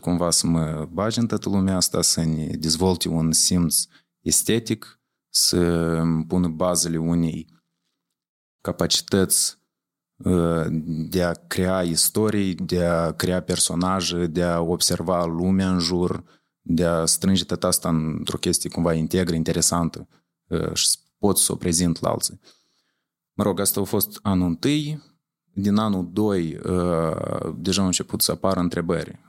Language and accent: Romanian; Leova, Leova District, Moldova; moved away as an adult; also born or lived in Chișinău / Romania; Eu am învățat la Leova. Eu da. sunt originar din Leova, în orașul Leova.